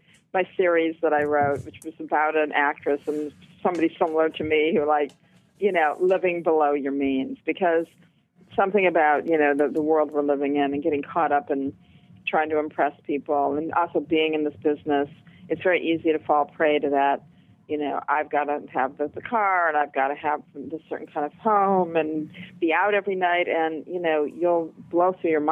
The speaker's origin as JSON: {"language": "English", "town": "Flint", "region": "Michigan", "country": "United States", "tie": "born or raised there", "moved": "yes", "lives_now": "New York City, United States", "said": "I was born in Flint, Michigan, and in the 60s, it was a very thriving, you know, the Midwest was thriving"}